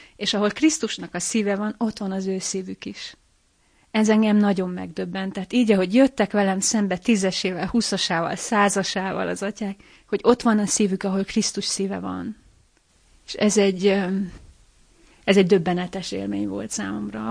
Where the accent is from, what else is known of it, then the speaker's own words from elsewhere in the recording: Lábatlan, Komárom-Esztergom, Hungary; A szülővárosomban, lábatlanban